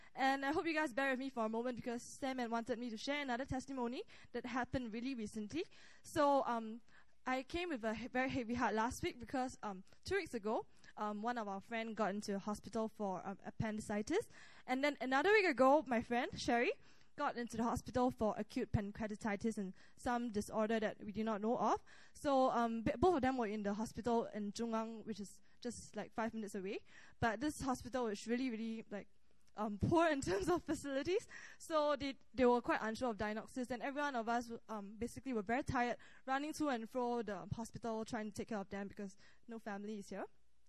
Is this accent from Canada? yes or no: no; Singapore; now in Korea; from Singapore. So I just want to share a bit of a testimony of myself. So before I came to Korea, I wanted to know, like, what am I here for?